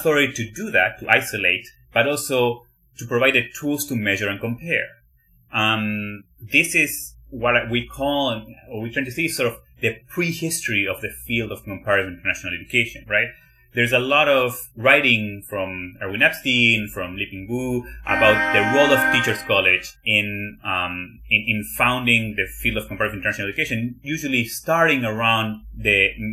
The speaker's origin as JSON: {"language": "English", "country": "Argentina", "tie": "born or raised there", "moved": "as an adult", "lives_now": "United States", "said": "So I came from Argentina to the US."}